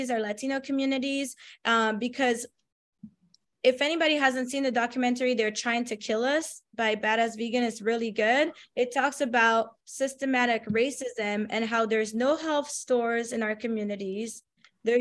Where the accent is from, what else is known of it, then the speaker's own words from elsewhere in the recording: France; moved away; I come from France, so I come from another developed country